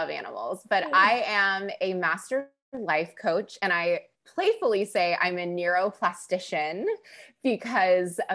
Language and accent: English; California, United States; accent: Californian; I'm a third generation Californian. And speaking of imposter syndrome, I do sound like a Californian.